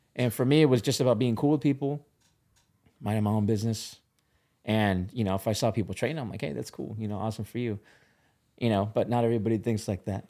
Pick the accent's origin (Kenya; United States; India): United States; Orange County, California; I grew up in Orange County